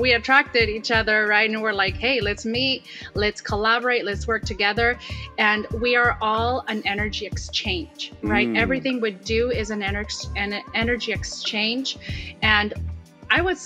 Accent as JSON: {"language": "English", "town": "Salinas", "region": "California", "country": "United States", "moved": "yes", "lives_now": "San Francisco, United States", "said": "where I'm from Salinas, California"}